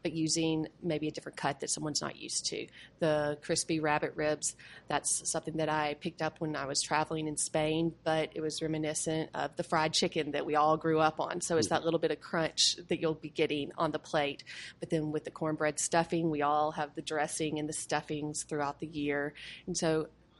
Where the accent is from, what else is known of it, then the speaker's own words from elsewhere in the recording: Shreveport, Louisiana, United States; moved away; We are both from Shreveport, and so everyone expects it to be very, very Creole. But we're North Louisiana, so we're right on the border of Texas.